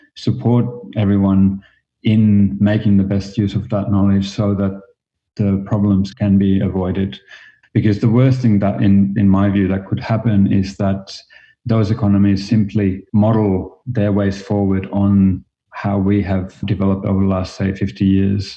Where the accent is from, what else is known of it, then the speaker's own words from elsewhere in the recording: Finland; moved away as an adult; also born or lived in Australia; now in New York, United States; I am originally from Finland, and as you might hear a little bit from my accent, I moved to Australia